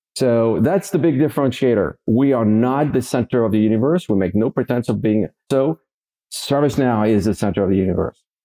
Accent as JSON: {"language": "English", "town": "Paris", "region": "Île-de-France", "country": "France", "tie": "born or raised there", "said": "I grew up in France, Paris, France, born and raised in, uh, in Paris."}